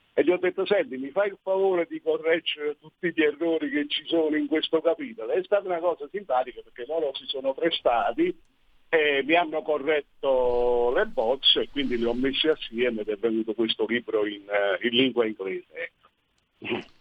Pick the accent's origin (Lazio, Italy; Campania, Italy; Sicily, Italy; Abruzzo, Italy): Campania, Italy; Sorrento; io vivo, sono nato e vivo a Sorrento, una, una cittadina turistica nel Golfo di Napoli